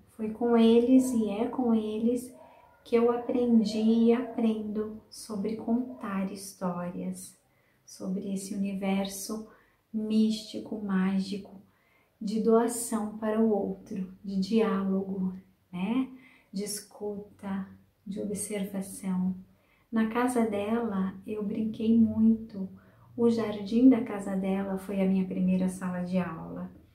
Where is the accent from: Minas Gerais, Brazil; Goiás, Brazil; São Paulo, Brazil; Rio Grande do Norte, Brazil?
São Paulo, Brazil; Sumaré; Eu nasci na cidade de Sumaré, onde eu passei a minha infância e adolescência